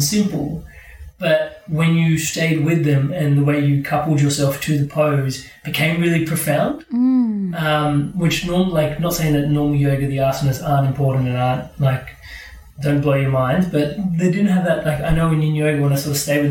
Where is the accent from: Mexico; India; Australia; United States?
India; Being Indian